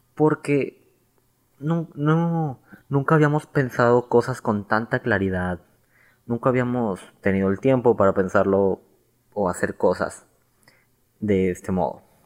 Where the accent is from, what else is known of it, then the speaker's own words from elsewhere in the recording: Mexico; como celebraríamos un día de independencia, un día aquí en México